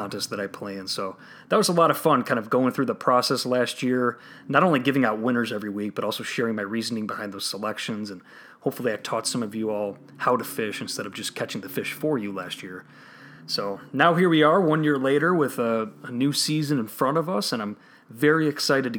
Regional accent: Chicago, Illinois, United States; my hometown Chicago Bears

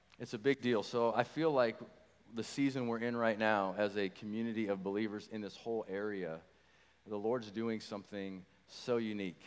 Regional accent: Nebraska, United States; also born or lived in St. Louis, Missouri; now in Wichita, United States; we moved here to Wichita about 20 years ago, and from St. Louis, Missouri. Born and raised in Nebraska.

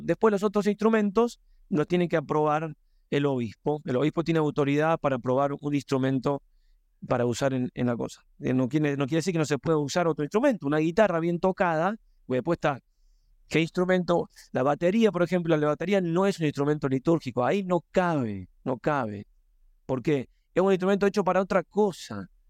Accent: Argentina; moved away; yo también vengo de Argentina

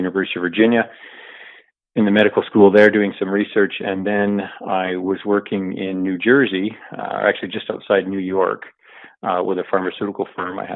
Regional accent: Alberta, Canada; I grew up in pretty much exclusively in Alberta, but not in one center

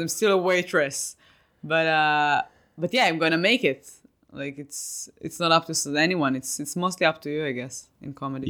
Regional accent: Israel; moved away as an adult; now in United States; I came from Israel

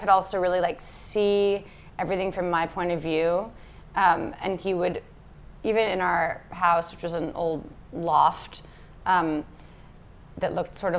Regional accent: New York City, New York, United States; moved away as an adult; also born or lived in Lisbon; now in Los Angeles, United States; I grew up in a fish market in Lower Manhattan on the East River under the Brooklyn Bridge.

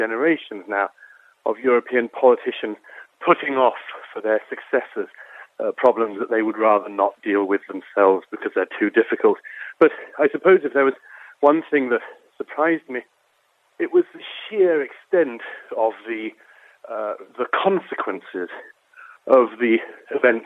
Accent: United Kingdom; I'm from Britain, as you can tell

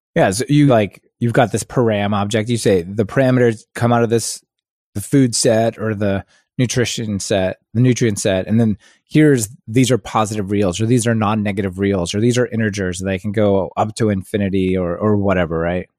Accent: Kansas City, United States; I grew up in Kansas City

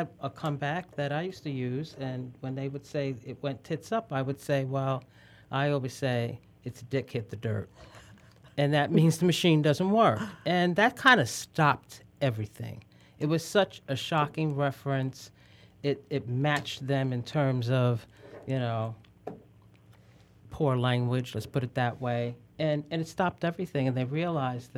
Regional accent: New York, United States; I'm from New York

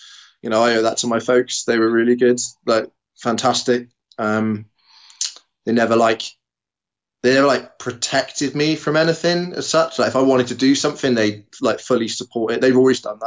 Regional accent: Bradninch, South West England, United Kingdom; born and bred Devon boy

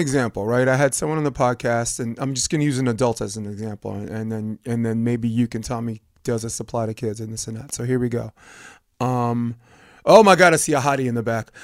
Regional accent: New York, United States; as a New Yorker

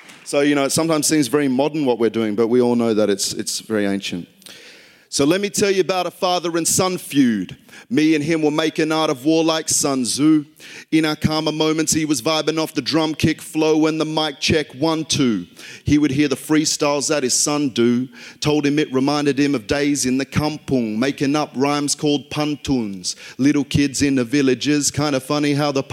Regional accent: Queanbeyan, New South Wales, Australia; accent: Aussie; also born or lived in Canberra; I grew up in Queanbeyan, New South Wales, a small town in Australia, right next to the capital, Canberra

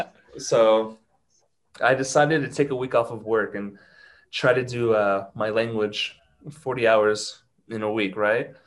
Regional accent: Ohio, United States; first language English; moved away as an adult; now in Mexico City, Mexico; I am from Ohio, but I live in Mexico City. I've lived here for seven years now.

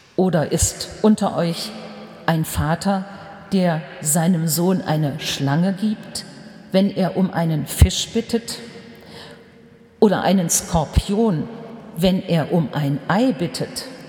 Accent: Germany; Bei uns in Deutschland

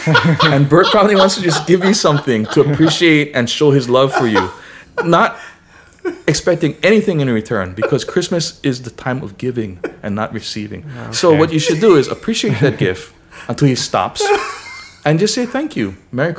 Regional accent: Pearl City, Hawaii, United States; In Pearl City.

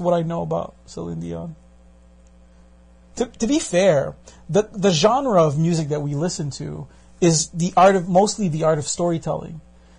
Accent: Brooklyn, New York, United States; I come from Brooklyn.

